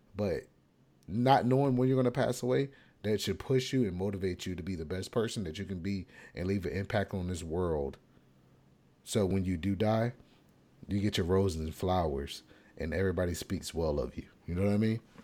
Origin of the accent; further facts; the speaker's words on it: United States; as an American